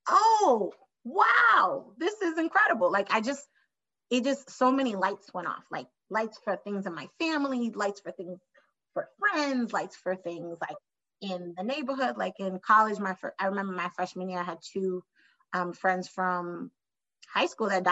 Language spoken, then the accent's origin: English; New York City, New York, United States; me growing up in New York City